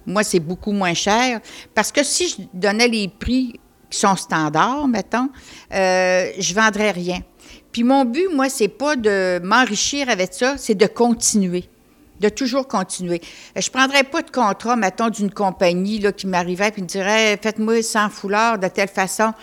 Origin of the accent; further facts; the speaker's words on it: Côte-Nord, Quebec, Canada; je viens de la Côte-Nord.